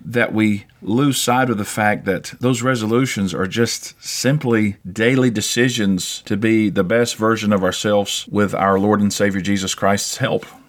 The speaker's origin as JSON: {"language": "English", "region": "South Carolina", "country": "United States", "tie": "born or raised there", "also_born_or_lived": "Cyprus", "moved": "yes", "said": "we've moved to my home state about three years ago"}